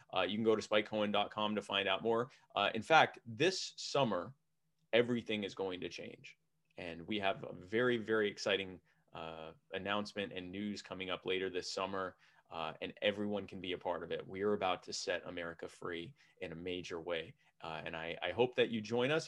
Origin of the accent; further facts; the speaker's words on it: Baltimore, Maryland, United States; moved away; I'm from Baltimore originally